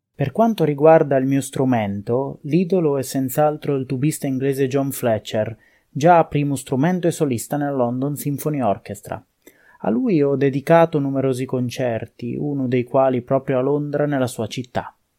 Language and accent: Italian; Ancona, Marche, Italy; now in Ravenna, Italy; del mio paese d'origine, della mia città Ancona